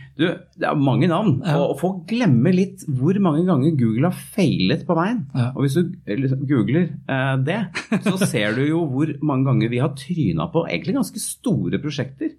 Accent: Norway; moved away as an adult

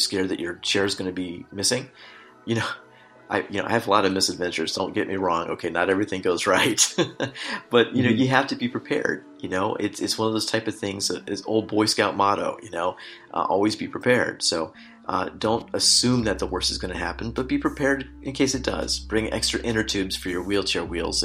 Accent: United States; moved away as an adult; now in Czech Republic; I'm an American through and through.

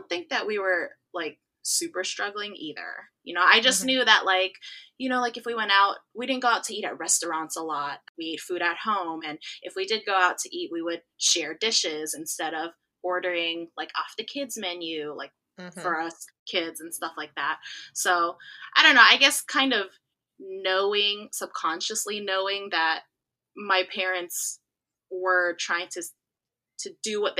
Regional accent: California, United States; also born or lived in South Korea; I'm originally from California, and I'm currently here now. But I spent the last 4 years living in South Korea teaching English.

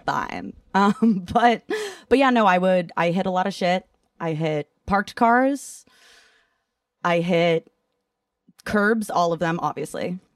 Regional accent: Massachusetts, United States; moved away; also born or lived in Ithaca, New York; growing up in Massachusetts as a whole

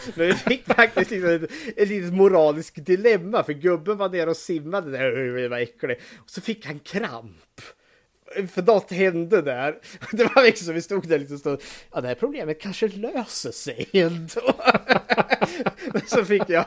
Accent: Eskilstuna, Södermanland, Sweden; nu är jag född och uppvuxen här i Eskilstuna

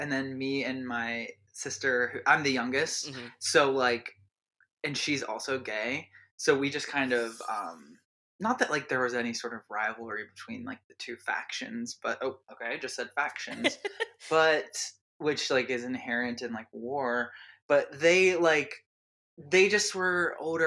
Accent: Appalachian area north of Pittsburgh, Pennsylvania, United States; I grew up in the like Appalachian area, like north of Pittsburgh, like rural.

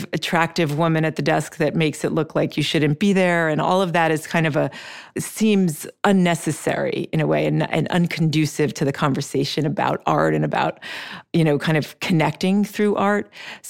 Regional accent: Switzerland; moved away as an adult; also born or lived in Brazil; now in United States; we lived in Brazil when I was young, and then I grew up in Switzerland, and then I came to the States to go to college, but my family was still there.

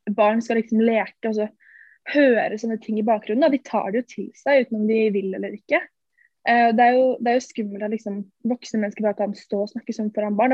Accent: Ski, Akershus, Norway; der vi er fra, eller Ski, i Ski sentrum

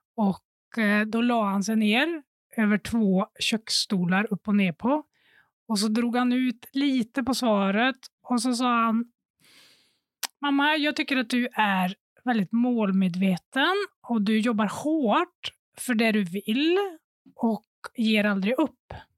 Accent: Sunne, Värmland, Sweden; moved away; Jag var hemma i Värmland, i Sunne, och hade pluggat

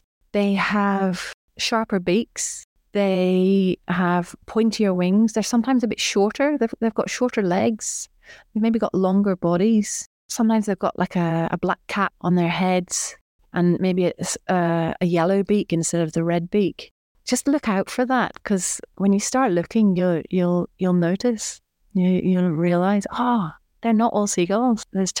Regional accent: Belfast, Northern Ireland, United Kingdom; moved away as an adult; now in Victoria, Australia; I grew up in Belfast

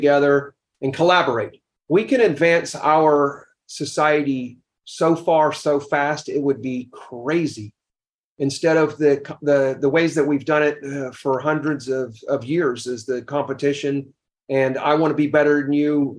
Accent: the South, United States; I grew up in the South

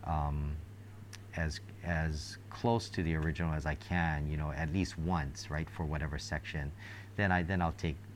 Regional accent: Hawaii, United States; growing up in Hawaii

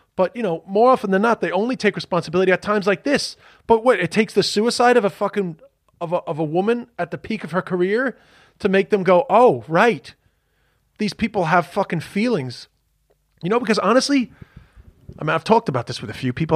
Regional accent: United States; moved away; also born or lived in Ireland; being a fucking yank

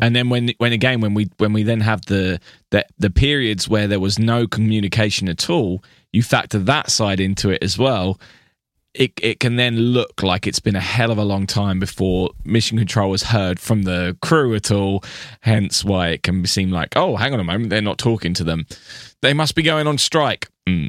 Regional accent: United Kingdom; I am your British friend

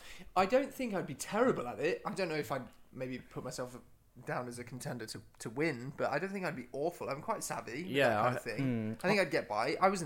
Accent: Leicestershire, East Midlands, United Kingdom; But we're both from Leicestershire.

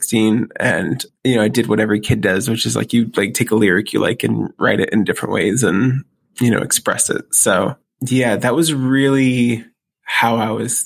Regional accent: Waterville, Maine, United States; also born or lived in Columbus, Ohio; My dad went to Maine and got a job as an optometrist in this little town called Waterville, Maine. And we moved into a few different apartments when I got there.

